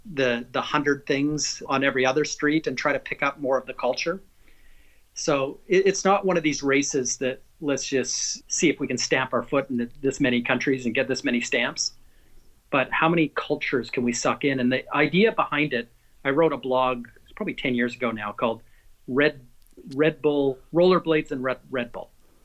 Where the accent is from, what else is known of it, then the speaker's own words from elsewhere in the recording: Canada; also born or lived in North Carolina / New York; now in United States; got to live across Canada and then in North Carolina, in New York, and now in Southern Florida. So I'm a Canadian kind of on vacation every day.